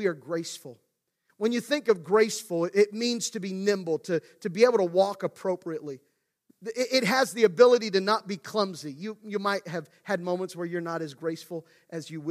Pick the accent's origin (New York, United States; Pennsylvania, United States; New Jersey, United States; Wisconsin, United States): Pennsylvania, United States; Central; I grew up in Central PA, but my family is originally from Western PA